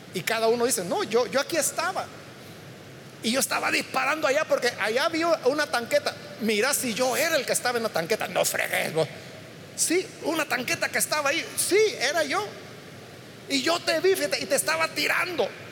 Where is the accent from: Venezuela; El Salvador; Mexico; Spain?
El Salvador; todos somos salvadoreños